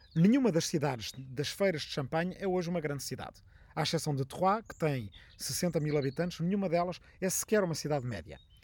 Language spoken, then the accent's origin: Portuguese; Arrifana, Ribatejo, Portugal; a quem está na minha aldeia de Arrifana, no Ribatejo